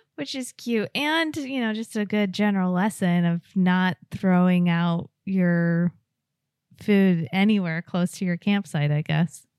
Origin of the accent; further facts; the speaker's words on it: West Coast, United States; moved away; I grew up on the West Coast, and on the East Coast, I only lived in cities